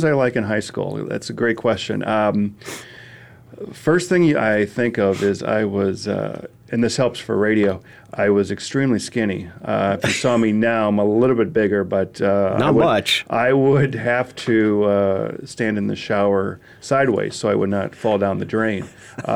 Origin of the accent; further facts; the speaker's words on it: St. Paul, Minnesota, United States; growing up in St. Paul, Minnesota, played everything possible.